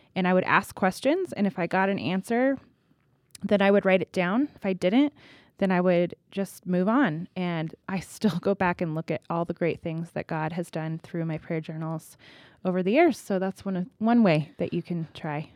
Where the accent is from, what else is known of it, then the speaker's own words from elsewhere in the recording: California, United States; now in Colorado, United States; I'm from California